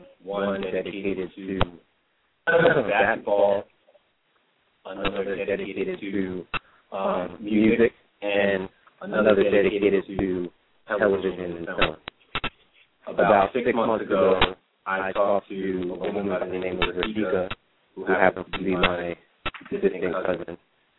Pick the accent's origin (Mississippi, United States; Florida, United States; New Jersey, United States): New Jersey, United States; South Brunswick; I grew up with in South Brunswick. We went to middle school and high school together.